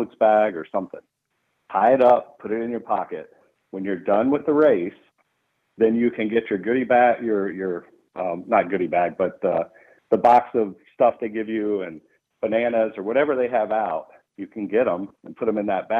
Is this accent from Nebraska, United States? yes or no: no; upstate South Carolina, United States; also born or lived in Atlanta, Georgia; when I was five, we moved to the upstate of South Carolina